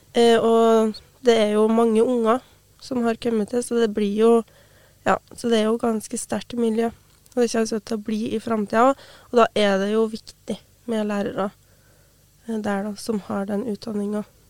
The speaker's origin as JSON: {"language": "Norwegian", "town": "Brekken", "region": "Trøndelag", "country": "Norway", "tie": "born or raised there", "said": "Jeg har jo hatt samisk på skolen sjøl i hjemplassen min. Jeg har bodd hjemme med foreldrene mine"}